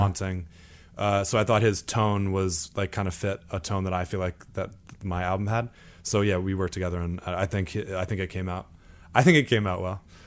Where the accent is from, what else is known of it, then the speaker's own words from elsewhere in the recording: Imlaystown, New Jersey, United States; my town is very small. It's called, it's called Imlay's Town. But essentially, if you've ever been to Six Flags Great Adventure, I, I grew up five minutes from there.